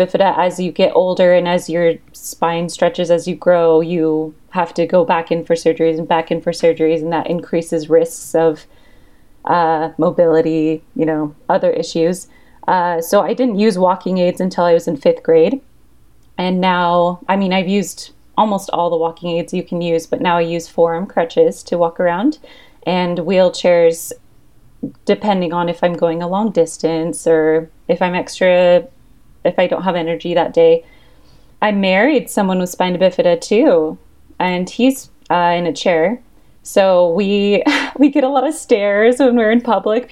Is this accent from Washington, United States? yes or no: yes; Washington, United States; now in Utah, United States; I grew up in Washington State. I'm currently in Utah.